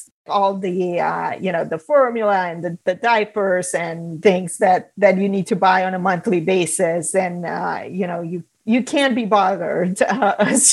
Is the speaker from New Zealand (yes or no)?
no; Romania; moved away as an adult; now in United States; So I'm originally from Romania. I grew up there.